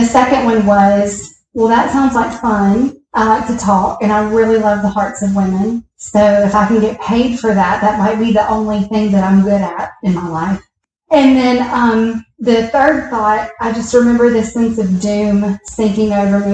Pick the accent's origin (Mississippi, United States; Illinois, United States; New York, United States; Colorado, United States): Mississippi, United States; Picayune; now in Brandon, United States; I grew up in Picayune, Mississippi, with two loving parents